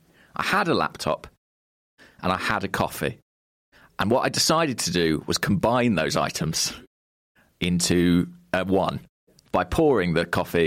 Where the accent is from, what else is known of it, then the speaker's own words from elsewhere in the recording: Hertfordshire, East of England, United Kingdom; Well, I grew up in Hertfordshire